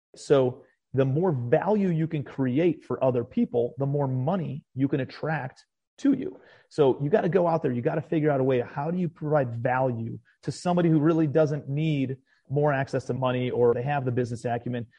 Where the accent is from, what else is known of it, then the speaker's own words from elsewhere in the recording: Cleveland, Ohio, United States; moved away as an adult; also born or lived in New York City; now in Charleston, United States; I'm a kid from Cleveland, Ohio originally